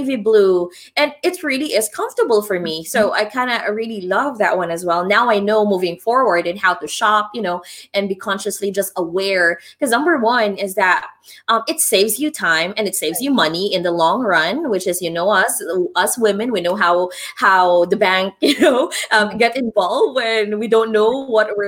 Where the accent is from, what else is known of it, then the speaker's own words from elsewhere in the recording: Philippines; moved away; I grew up in the Philippines